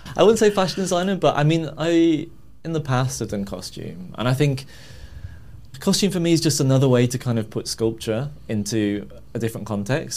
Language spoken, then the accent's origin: English; Birmingham, West Midlands, United Kingdom; moved away as an adult; now in London, United Kingdom; I grew up in Birmingham from a very sort of working class family.